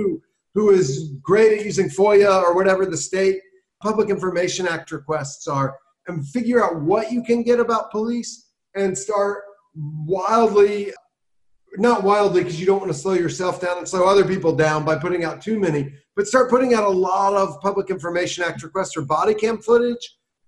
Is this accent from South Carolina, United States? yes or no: yes; South Carolina, United States; I grew up in South Carolina, I got arrested for weed 3 times by the time I was 19.